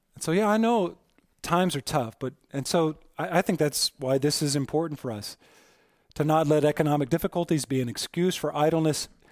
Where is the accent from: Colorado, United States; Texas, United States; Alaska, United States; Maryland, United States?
Colorado, United States; Aurora; I was born in Aurora Presbyterian Hospital in Aurora, Colorado